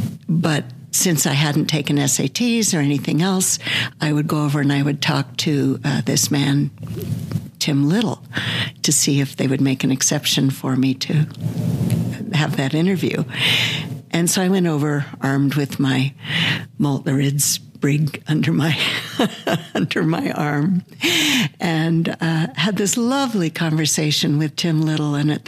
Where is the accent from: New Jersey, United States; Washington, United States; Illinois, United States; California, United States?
Washington, United States; Mercer Island; also born or lived in Scarsdale, New York; Well, I was born back east. I was actually born in Scarsdale, New York, and left there when I was 4 or 5, I think, to Washington State, Mercer Island